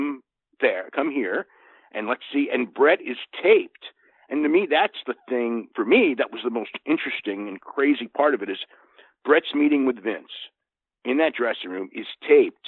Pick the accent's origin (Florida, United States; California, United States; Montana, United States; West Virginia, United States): California, United States; Santa Clara; Santa Clara, which is so funny because it's like my hometown